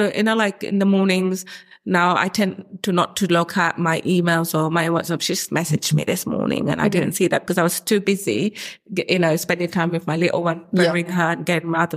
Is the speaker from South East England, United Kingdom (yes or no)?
no; London, United Kingdom; also born or lived in Bangladesh; we grew up in Camden, similar family settings